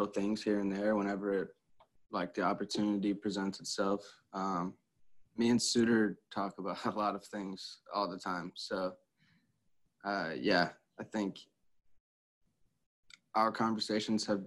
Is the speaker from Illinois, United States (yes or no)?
no; St. Louis, Missouri, United States; growing up in this country, I'm from St. Louis, which is one of the most segregated cities in this country. It's not always the easiest place to grow up